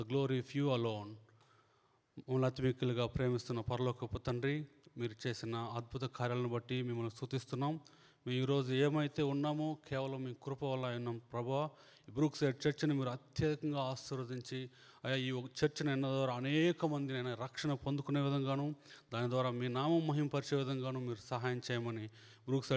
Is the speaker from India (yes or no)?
yes; India; now in Omaha, United States; I grew up in India as a very strong Hindu